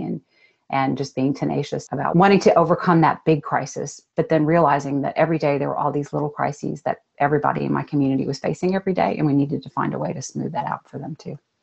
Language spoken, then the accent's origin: English; Austin, Texas, United States; growing up in Austin, Texas